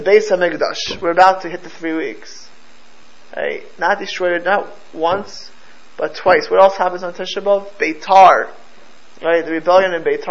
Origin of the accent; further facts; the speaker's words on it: United States; I'm the only American born, I'm American born in this room, right? But I'm grandchildren of Polish survivors